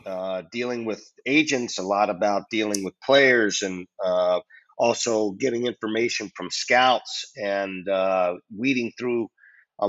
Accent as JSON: {"language": "English", "town": "Philadelphia", "region": "Pennsylvania", "country": "United States", "tie": "born or raised there", "said": "growing up in Northeast Philadelphia"}